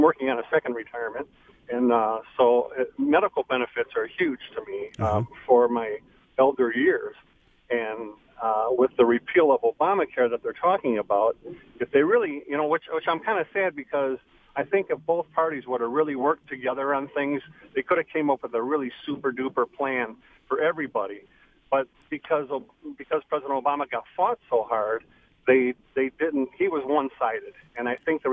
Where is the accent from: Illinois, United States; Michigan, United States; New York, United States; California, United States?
Michigan, United States; Macomb County; I'm from Macomb County